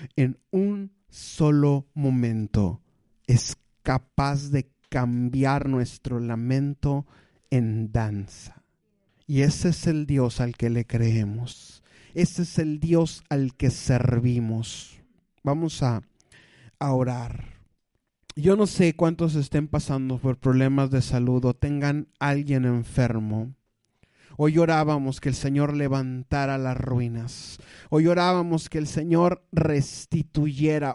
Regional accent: Mexico; los mexicanos y la desidia hemos ido de la mano

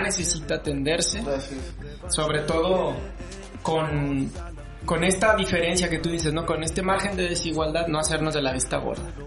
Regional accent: Mexico; como ciudadanos, como mexicanos

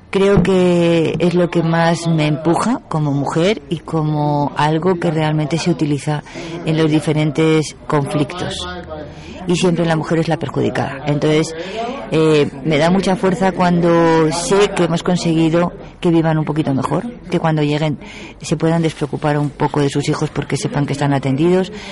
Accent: Madrid, Community of Madrid, Spain; now in Galapagar, Spain; Bueno, vamos a ver. Eh, yo soy de Madrid, tengo

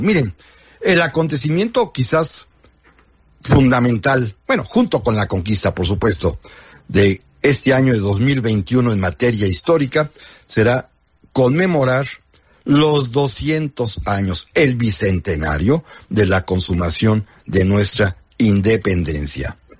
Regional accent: Mexico; lo que somos los mexicanos

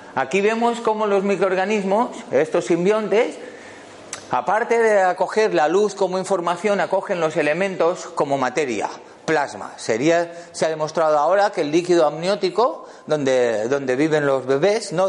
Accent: Valencia, Valencian Community, Spain; yo vengo de Valencia

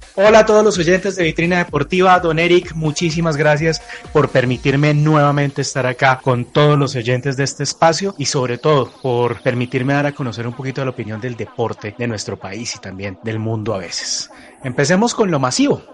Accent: Colombia; nosotros, como colombianos

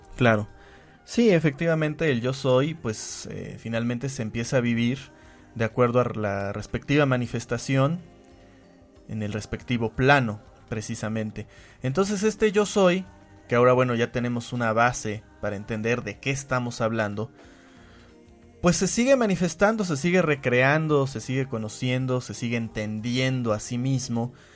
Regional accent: Puebla, Mexico; yo soy hombre, yo soy poblano, soy mexicano

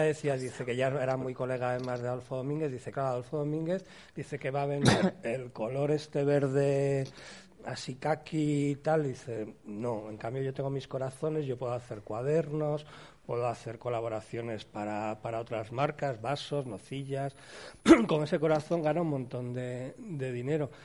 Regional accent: Spain; cuando somos españoles

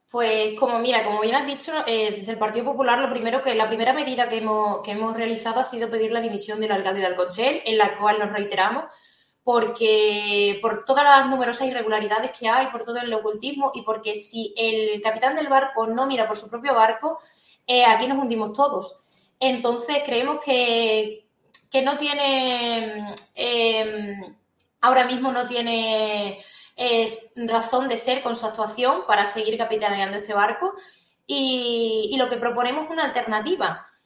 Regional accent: Alconchel, Extremadura, Spain; como una alconcelera más defendiendo mi pueblo

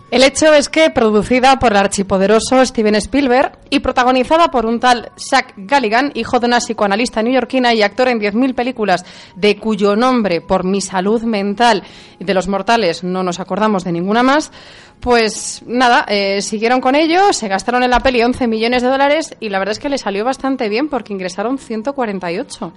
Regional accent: Galicia, Spain; Me quedo con mi tierra gallega

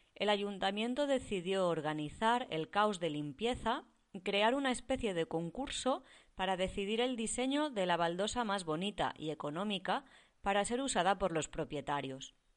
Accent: Barcelona, Catalonia, Spain; yo soy de Barcelona

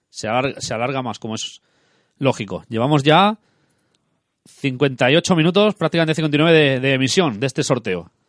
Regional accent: Haro, La Rioja, Spain; el Aro. Mira, mi, pueblo.

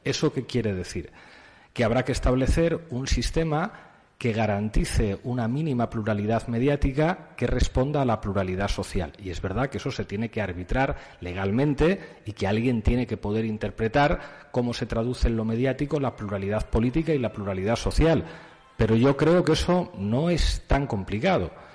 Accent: Spain; en mi país es la Iglesia Católica

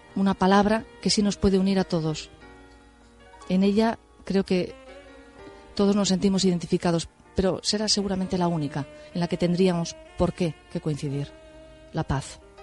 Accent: Spain; soy española

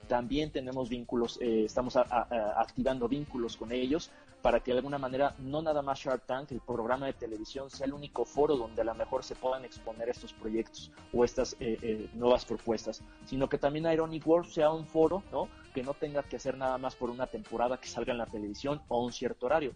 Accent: Mexico; lo que tenemos en común es que somos mexicanos

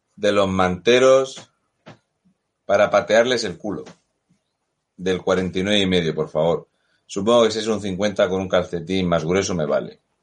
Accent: Region of Murcia, Spain; now in France; yo soy español

